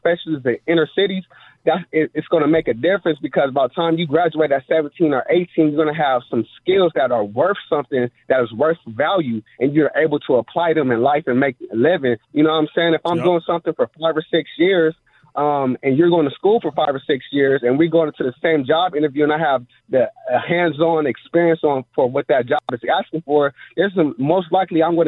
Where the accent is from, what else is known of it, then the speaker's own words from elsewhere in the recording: Compton, California, United States; I'm from LA too. I'm from Compton High. So I know, like, when I was going to school